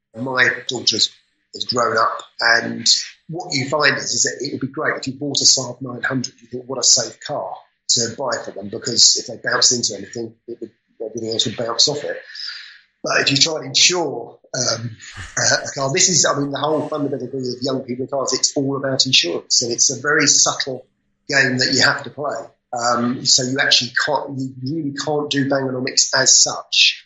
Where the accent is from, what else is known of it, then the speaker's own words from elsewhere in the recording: London, United Kingdom; moved away; I was born in London, I come from London